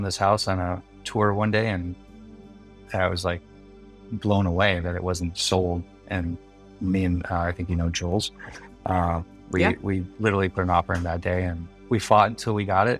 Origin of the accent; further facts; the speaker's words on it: Milford, Michigan, United States; also born or lived in Detroit, Michigan; now in San Diego, United States; We were in Milford, Michigan